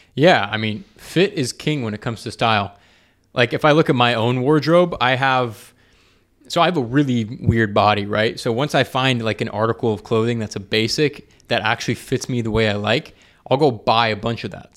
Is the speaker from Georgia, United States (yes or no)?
yes; Atlanta, Georgia, United States; moved away; I'm from Atlanta